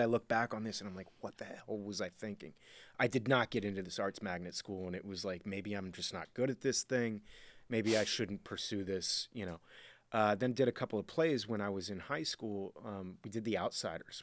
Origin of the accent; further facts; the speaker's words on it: Miami, Florida, United States; I was born and raised in Miami, Florida